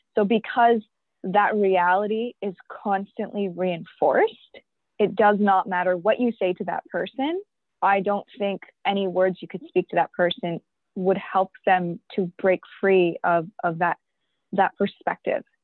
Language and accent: English; York Region, Ontario, Canada; also born or lived in Pakistan; i came here when i was five years old with my parents um, and that means that I've been through the education system here in Canada, in York region